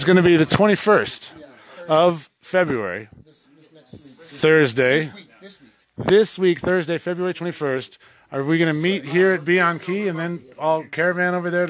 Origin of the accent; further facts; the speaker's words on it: Michigan, United States; I'm from Michigan. … runs deep.